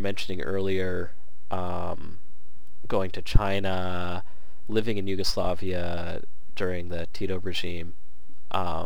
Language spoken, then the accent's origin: English; Canada; I'm Canadian